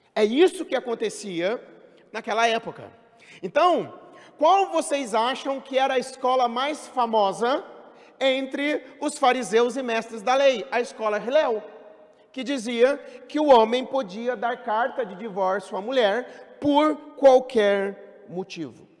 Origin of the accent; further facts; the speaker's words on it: São José dos Campos, São Paulo, Brazil; Eu sou de São José dos Campos. A minha cidade, São José dos Campos, tem em torno de 700 mil habitantes.